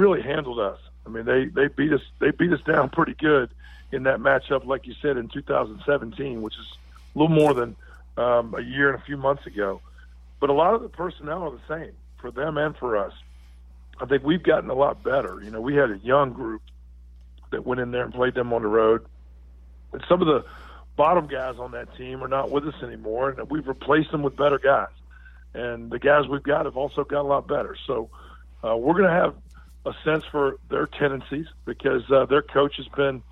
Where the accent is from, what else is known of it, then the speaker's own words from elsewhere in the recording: Virginia, United States; now in Irvine, United States; I grew up in Virginia